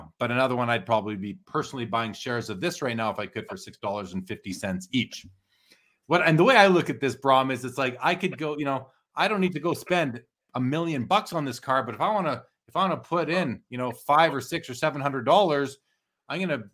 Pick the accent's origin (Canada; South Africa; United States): Canada; I'm Canadian